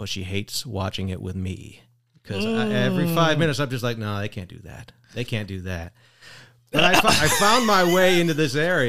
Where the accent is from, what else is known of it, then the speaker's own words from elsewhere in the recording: Michigan, United States; now in Oshkosh, United States; I'm coming from Michigan, lower Michigan. Mm-mm. So I bounced around a lot, but my wife's from Wisconsin. We made it our way up here.